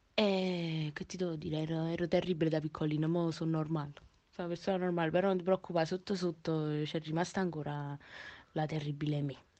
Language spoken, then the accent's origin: Italian; Naples, Campania, Italy; sono di Napoli, proprio napoletana verace